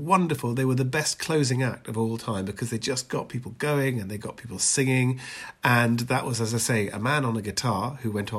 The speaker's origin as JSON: {"language": "English", "town": "Edinburgh", "region": "Scotland", "country": "United Kingdom", "tie": "born or raised there", "also_born_or_lived": "London", "moved": "as an adult", "said": "I was born in Edinburgh"}